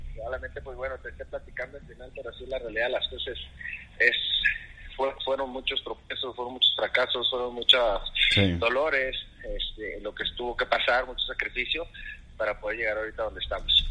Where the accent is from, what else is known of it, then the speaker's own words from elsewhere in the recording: Ciudad Juárez, Chihuahua, Mexico; moved away as an adult; yo soy nacido en Ciudad Juárez, Chihuahua. Es ahí en el norte de la República. Este, ahí pues estuvimos viviendo aproximadamente 32 años